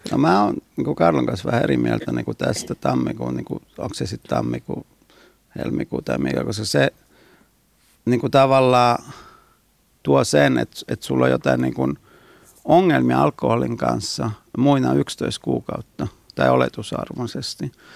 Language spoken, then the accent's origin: Finnish; Naples, Campania, Italy; now in Finland; mä oon Napolista kotoisin